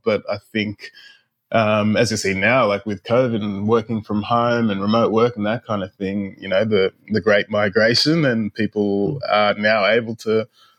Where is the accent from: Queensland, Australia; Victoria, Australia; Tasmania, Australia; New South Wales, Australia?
New South Wales, Australia; Dubbo; also born or lived in Ghana / Canada; I was born in Ghana in West Africa, and then when I was a baby, we moved to Canada, then came to Australia when I was about 7 years old.